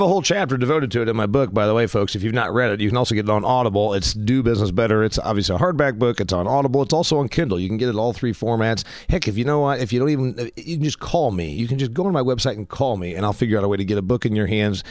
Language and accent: English; Huntington, United States; First Federal Bank in my hometown of Huntington